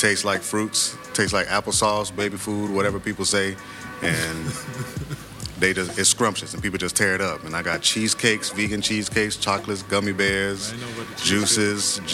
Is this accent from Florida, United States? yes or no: yes; Hollywood, Florida, United States; moved away; also born or lived in Jamaica / College Park, Georgia; I was born in Florida, Hollywood, Florida, but the rest of my family is from Jamaica